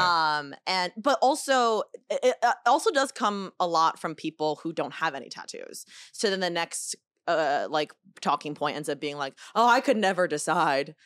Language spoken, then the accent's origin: English; United States; first language Chinese; English is a second language; I'm a Chinese kid in, in America